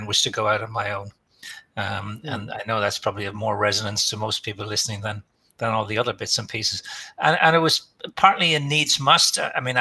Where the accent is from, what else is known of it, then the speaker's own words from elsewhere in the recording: Dublin, Leinster, Ireland; I come from Dublin. I'm a Dub, been born and bred here.